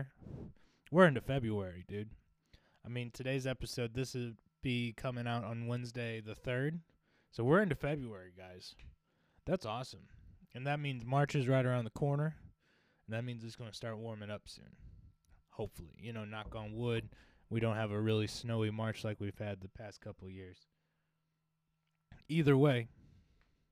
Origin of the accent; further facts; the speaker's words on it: United States; We're all American